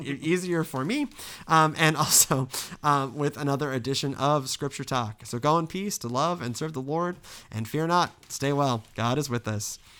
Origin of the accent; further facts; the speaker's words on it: the Bible Belt, United States; all three of us, we grew up in the Bible Belt